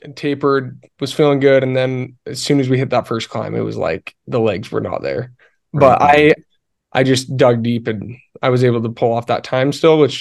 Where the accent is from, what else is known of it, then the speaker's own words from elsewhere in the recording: Alpine, Utah, United States; I grew up in Alpine, Utah.